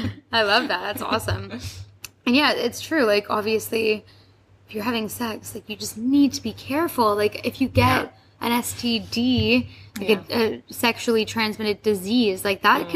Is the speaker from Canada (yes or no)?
yes; Canada; now in United Kingdom; I'm from Canada.